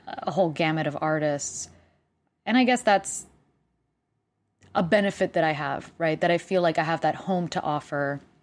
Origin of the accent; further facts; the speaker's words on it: Puerto Rico; first language Spanish; English is a second language; moved away; I speak two languages 'cause I'm from Puerto Rico and Spanish is my first language